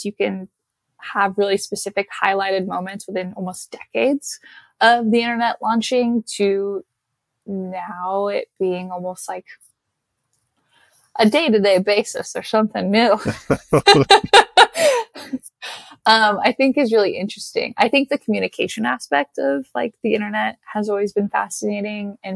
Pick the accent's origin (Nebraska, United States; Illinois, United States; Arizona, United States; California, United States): Nebraska, United States; I'm from Nebraska.